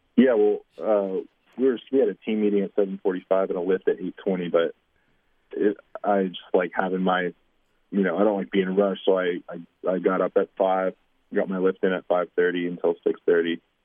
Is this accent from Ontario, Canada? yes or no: yes; Windsor, Ontario, Canada; moved away; a small town Windsor kid